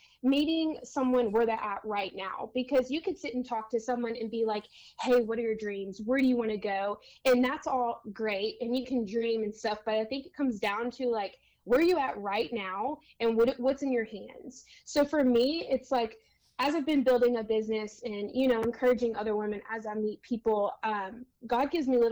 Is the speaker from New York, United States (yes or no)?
no; Louisiana, United States; now in San Diego, United States; I was born and raised in Louisiana